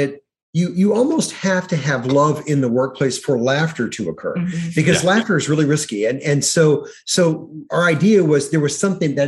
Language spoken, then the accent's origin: English; Austin, Texas, United States; moved away as an adult; also born or lived in Bethesda, Maryland; I grew up in Texas. I grew up in Austin, Texas, the son of a garbage truck driver and a factory worker